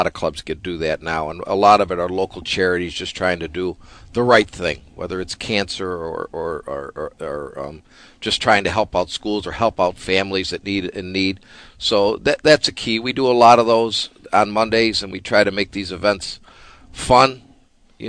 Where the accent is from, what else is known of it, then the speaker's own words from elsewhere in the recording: Lockport, United States; I grew up in Lockport